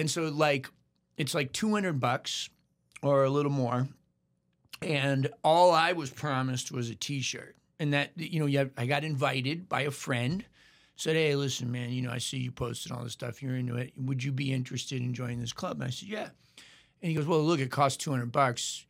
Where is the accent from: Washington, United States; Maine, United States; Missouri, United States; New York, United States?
Maine, United States; Portland; also born or lived in Nashville; now in New Orleans, United States; born and raised in Portland, Maine